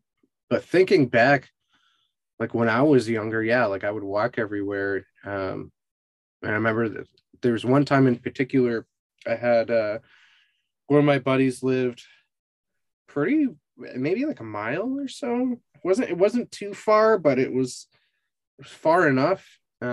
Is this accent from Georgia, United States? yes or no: no; Massachusetts, United States; now in Austin, United States; so I grew up in Western Mass, and pretty much everything there has like really good walkability.